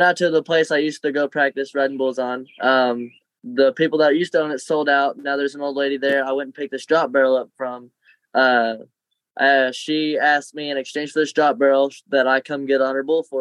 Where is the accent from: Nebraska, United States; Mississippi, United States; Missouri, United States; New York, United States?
Missouri, United States; now in Tennessee, United States; in my home state, Missouri